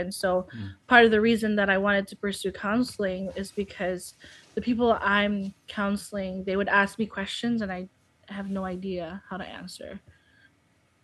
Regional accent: Philippines; English is a second language; moved away as an adult; now in United States; I was intending to go back to the Philippines after studying.

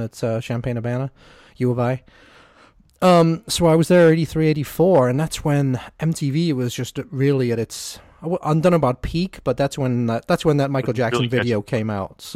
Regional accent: England, United Kingdom; moved away; I'm English, so we grew up at home with Jimmy Savile

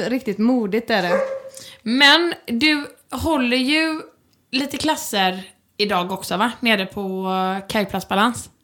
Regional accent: Sweden; jag är ju verkligen svensk

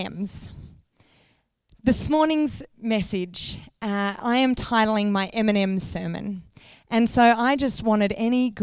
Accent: Canberra, Australian Capital Territory, Australia; moved away as an adult; now in Izmir, Turkey; We live in Izmir on the west coast of Turkey in the Middle East. We are from Canberra.

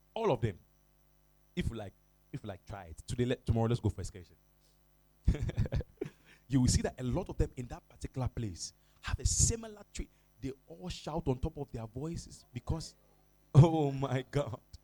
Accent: Accra, Greater Accra, Ghana; I'm from Jamestown

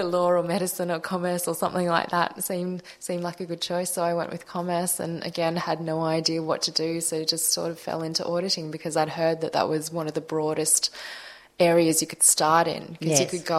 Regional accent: Melbourne, Victoria, Australia; So I was born in Melbourne, but my parents are Malaysian Chinese

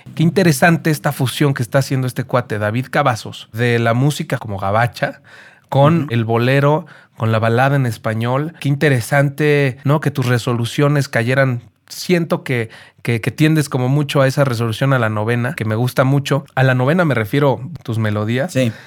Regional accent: Mexico; El mexicano tiene creo que 32 tipos de ADN. Somos la raza que tiene más variedad

